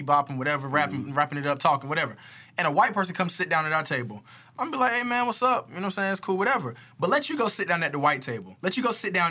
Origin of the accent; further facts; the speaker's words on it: Raleigh, North Carolina, United States; I'm from Raleigh